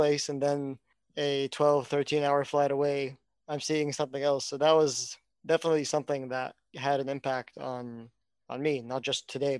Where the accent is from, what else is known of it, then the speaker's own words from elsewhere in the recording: Dubai, United Arab Emirates; So I grew up in Dubai. And when I was a kid, you know, every map said Palestine.